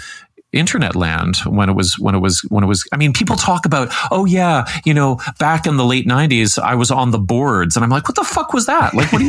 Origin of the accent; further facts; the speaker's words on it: Canada; as a 50-year-old white guy in growing up in Canada, but then I moved all over